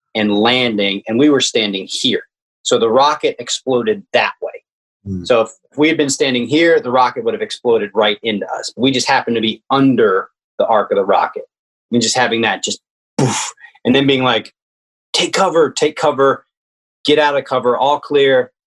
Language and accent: English; Richmond, Virginia, United States; also born or lived in Washington D.C.; I grew up in Richmond